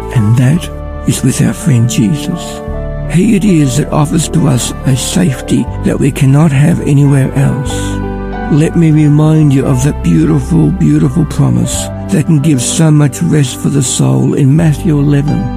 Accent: Ballarat, Victoria, Australia; I'm from Ballarat

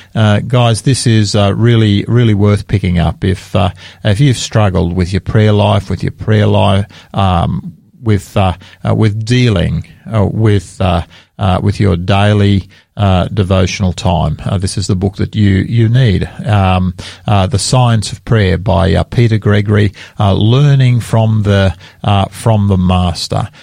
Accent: Australia; I'm an Australian and I'm very proud of being an Australian

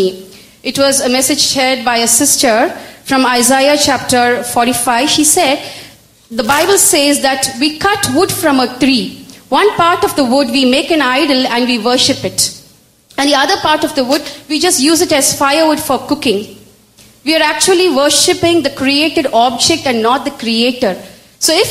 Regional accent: Chennai, Tamil Nadu, India; I hail from Chennai. I was born and brought up in a very orthodox Hindu Brahmin family.

